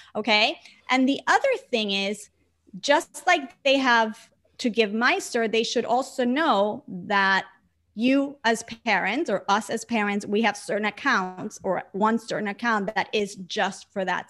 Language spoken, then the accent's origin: English; Puerto Rico; moved away; growing up in an island surrounded by water, like twenty-four seven? I grew up in front of the beach